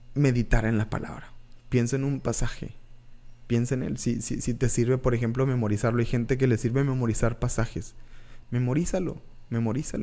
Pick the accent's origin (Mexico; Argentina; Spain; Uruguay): Mexico; Reynosa, Tamaulipas; also born or lived in Monterrey, Nuevo León / Valle Hermoso, Tamaulipas; Yo soy eh, originario de Tamaulipas. Nací en Monterrey, soy orgullosamente nacido en Monterrey, pero la verdad, la mayor parte de, mi vida yo, yo la viví en, en frontera, en... Eh, en Vallehermoso, Tamaulipas, en Reynosa, Tamaulipas